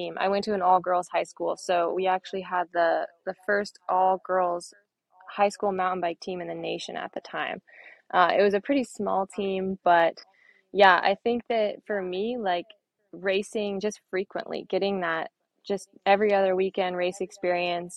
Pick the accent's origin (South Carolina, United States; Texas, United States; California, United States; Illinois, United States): California, United States; Inverness; moved away as an adult; also born or lived in Durango, Colorado; I grew up in Inverness. It's part of Marin County, but it's very West Marin